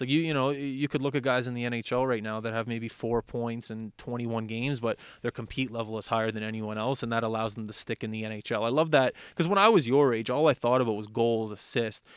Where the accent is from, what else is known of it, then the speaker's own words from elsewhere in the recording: Halifax, Nova Scotia, Canada; I skated in Halifax